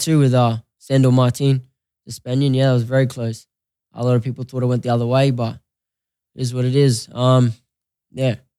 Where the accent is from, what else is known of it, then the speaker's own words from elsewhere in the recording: Australia; moved away as an adult; now in Las Vegas, United States; I'm Australian, I'm a proud Australian, always will be